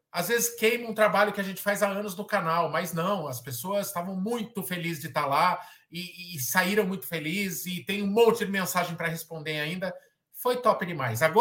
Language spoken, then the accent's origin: Portuguese; São Paulo, Brazil; é, não é algo que eu penso por enquanto, assim, levar para outro estado, é, até porque todos nós somos de São Paulo, né?